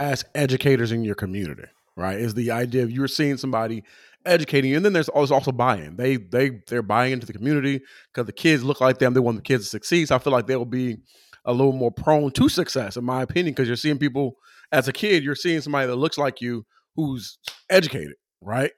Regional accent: Southern California, United States; I'm from Southern California

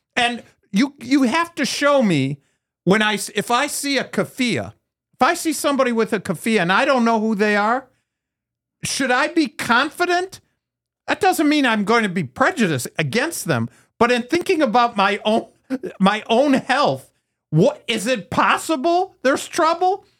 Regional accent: United States; I'm an American. I'm a Jewish American.

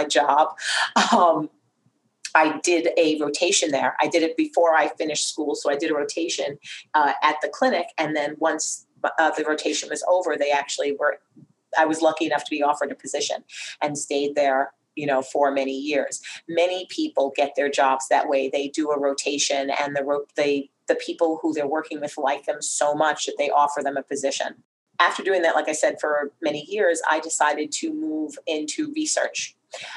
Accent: New York, United States; also born or lived in North Carolina; I was born and raised in New York

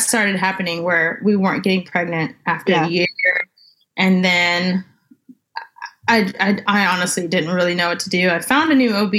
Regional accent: California, United States; now in Texas, United States; I'm originally from California.

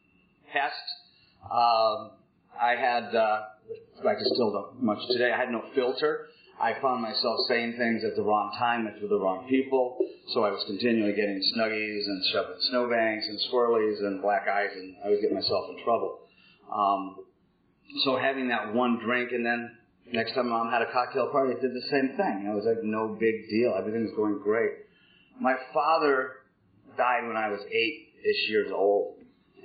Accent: Minneapolis, Minnesota, United States; also born or lived in North Dakota; I was born in 1959 in Minneapolis, Minnesota, to a upper-middle-class family

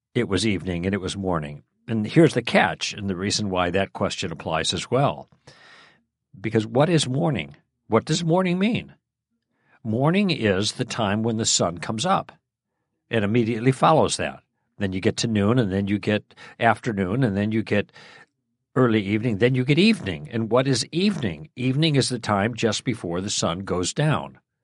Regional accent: Chicago, Illinois, United States; moved away; I grew up in Chicago

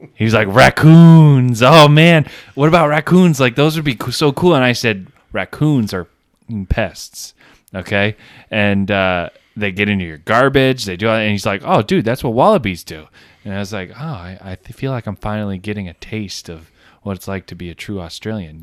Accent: Plattsburgh, New York, United States; I grew up on Cumberland Head

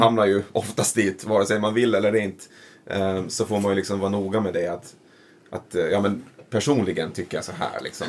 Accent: Föglö, Åland, Åland Islands; also born or lived in Mariehamn; jag är, är från Fögle, heter det. Mm. Och det är ju liksom en av de här skärgårdskommunerna då

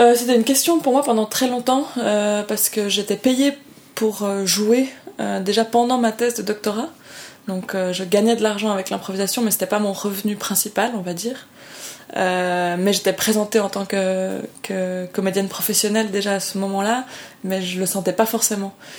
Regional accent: Lausanne, Vaud, Switzerland; je viens vraiment du canton de Vaud en Suisse où on est un canton extrêmement protestant

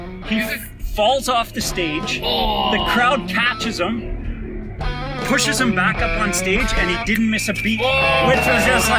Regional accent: Thompson, Manitoba, Canada; moved away as an adult; also born or lived in Winnipeg; And I'm from Thompson

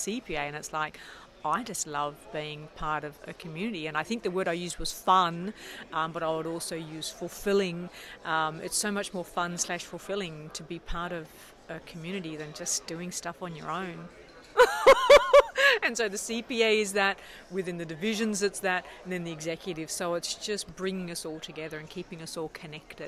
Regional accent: Australia; moved away as an adult; now in Canada; I'm Australian originally. I've been living in Canada for 20 years.

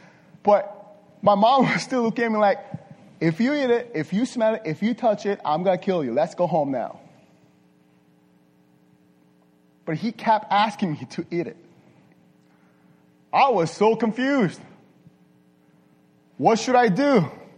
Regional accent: Las Vegas, Nevada, United States; English is a second language; I'm from Las Vegas. From Las Vegas. But I'm not a gambler, sir.

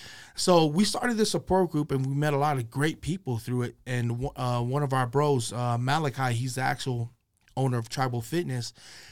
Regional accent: West Valley City, Utah, United States; We're from West Valley City, Utah.

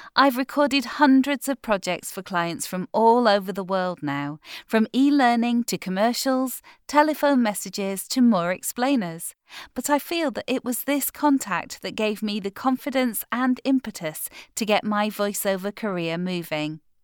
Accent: United Kingdom; I'm a British voiceover with just over four years' experience

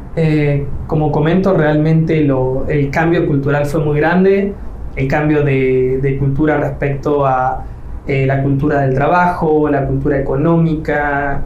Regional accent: Rosario, Santa Fe, Argentina; moved away as an adult; also born or lived in Riviera Maya, Mexico; now in Mexico; me delata el acento, pues yo no soy de México, soy de Argentina, de Rosario

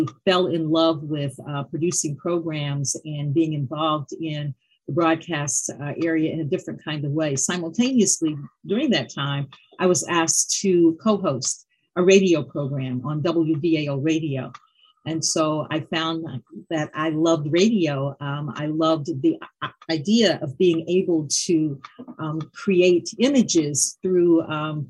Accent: Dayton, Ohio, United States; I'm a native Daytonian. I grew up in West Dayton

